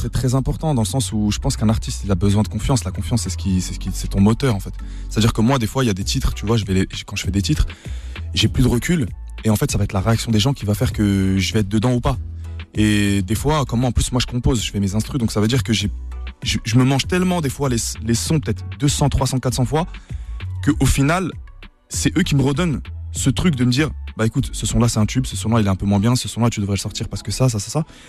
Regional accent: Nancy, Grand Est, France; nous on est de Nancy, hein, on n'est pas parisien

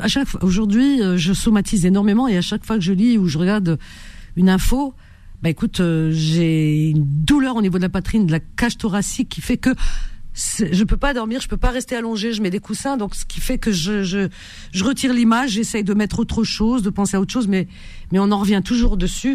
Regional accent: Algeria; Chez nous en Algérie

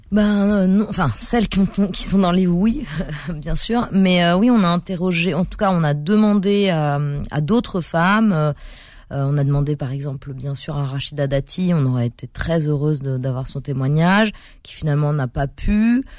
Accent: Paris, Île-de-France, France; je suis né à Paris dans le 14e

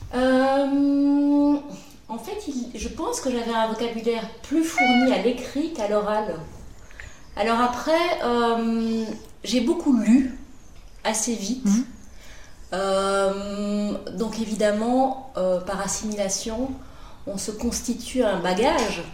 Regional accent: Brussels, Brussels-Capital Region, Belgium; also born or lived in London / Paris; Je viens de Bruxelles. je suis belge. je suis née à Bruxelles. J'ai vécu toute ma vie à Bruxelles

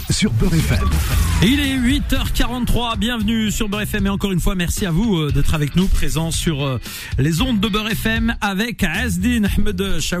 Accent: Thiais, Île-de-France, France; moi je suis de Thiers.

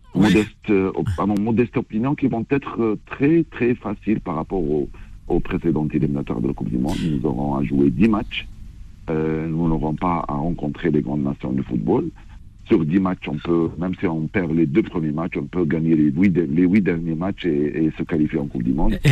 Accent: Algeria; chez nous en Algérie

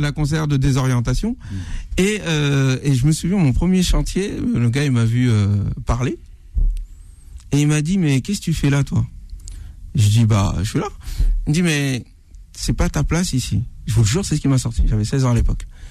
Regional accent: Senegal; je suis Sénégalais.

